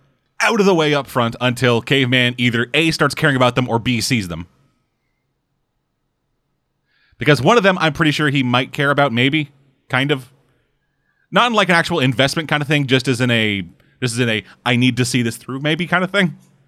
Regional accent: United States; Yo, we fucking American, we don't gotta make fucking sense.

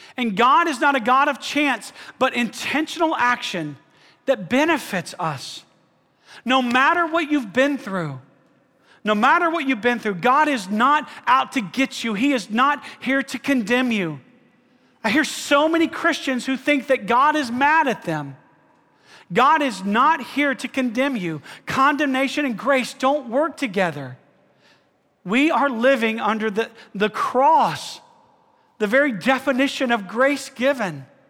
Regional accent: Alabama, United States; I'm from Alabama.

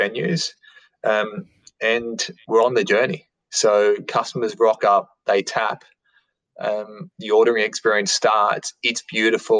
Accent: Sydney, New South Wales, Australia; I grew up in St. Mary's in Sydney. So in a western suburbs of Sydney

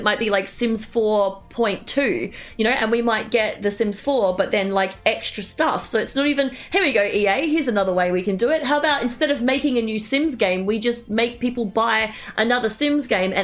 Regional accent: Australia; as an Australian

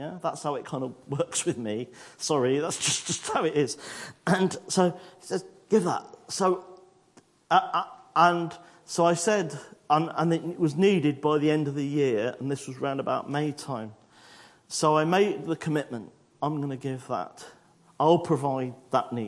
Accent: United Kingdom; I'm British

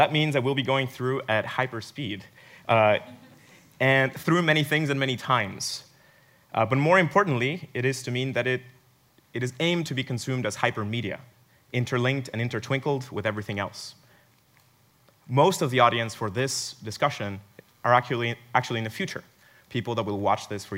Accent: Mexico; moved away; I was actually born in Mexico, so that my accent sometimes comes out

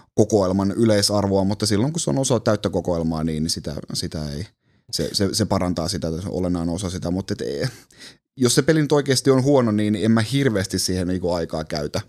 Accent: Kuusjoki, Southwest Finland, Finland; mä oon kotoisin Kuusjoelta, mikä on ihan keskeltä metsää, semmoinen pieni 2000 ää, asukkaan kunta tuolla Salon lähellä

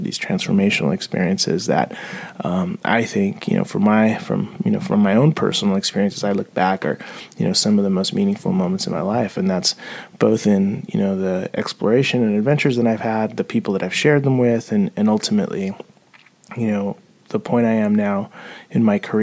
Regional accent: San Diego, California, United States; also born or lived in Mexico City, Mexico; now in Portland, United States; I left Mexico City when I was 5, and I grew up in San Diego

